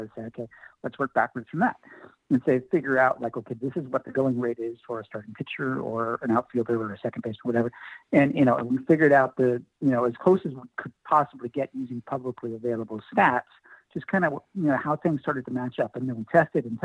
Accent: California, United States; I'm an Oakland A's fan, born and raised in California

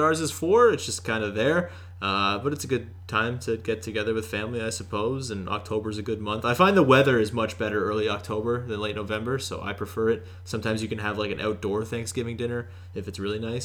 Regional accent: Canada; accent: Canadian; my Canadian accent

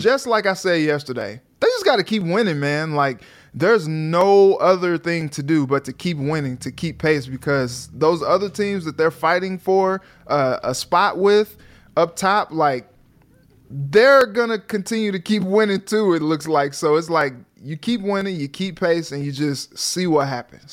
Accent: St. Louis, Missouri, United States; now in Minnesota, United States; I'm from Saint Louis

